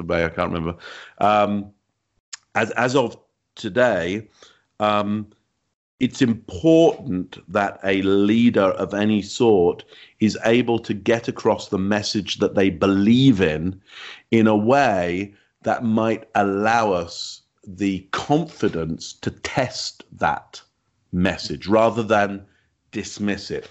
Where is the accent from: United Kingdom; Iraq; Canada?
United Kingdom; England; you can hear from my accent, I'm from England